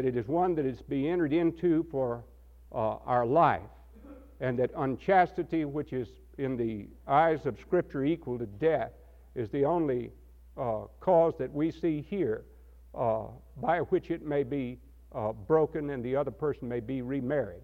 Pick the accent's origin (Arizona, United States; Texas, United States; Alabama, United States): Texas, United States; now in Asheville, United States; I come from Texas